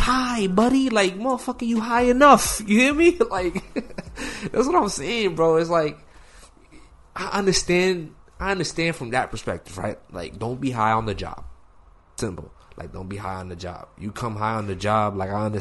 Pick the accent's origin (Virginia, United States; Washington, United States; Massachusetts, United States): Massachusetts, United States; A lot of people think I'm from New York. I'm from Massachusetts